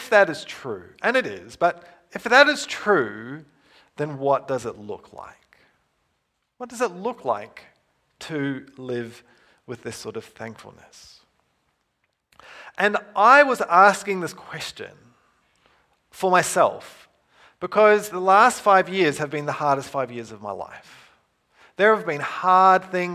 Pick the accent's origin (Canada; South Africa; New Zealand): New Zealand; moved away; I grew up in New Zealand, Western culture.